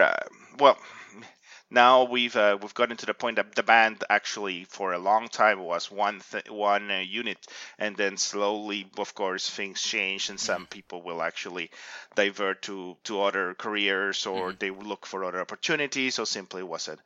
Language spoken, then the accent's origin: English; Ecuador; moved away as an adult; now in Canada; I come originally from Ecuador